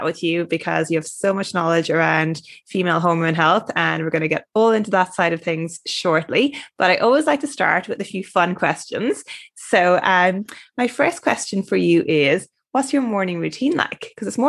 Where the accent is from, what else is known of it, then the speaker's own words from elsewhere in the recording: Ireland; accent: Irish; now in Australia; obviously I'm originally Irish, but I've lived in Australia for 8 years now, so I have a bit of a toned down Irish accent